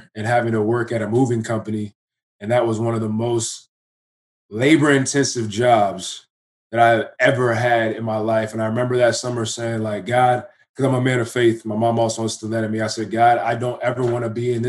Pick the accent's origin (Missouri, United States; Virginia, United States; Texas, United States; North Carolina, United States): Virginia, United States; Fairfax; moved away as an adult; now in Canada; I'm originally from Virginia, Fairfax, to be exact